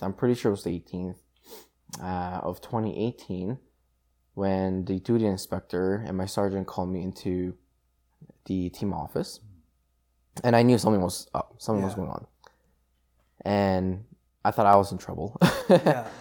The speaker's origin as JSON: {"language": "English", "country": "South Korea", "tie": "born or raised there", "moved": "yes", "said": "I was born in South Korea"}